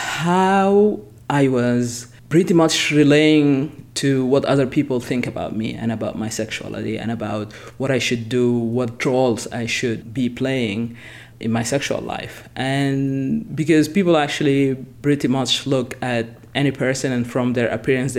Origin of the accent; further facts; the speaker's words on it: Sudan; moved away; I'm originally from Sudan, I've been born and raised there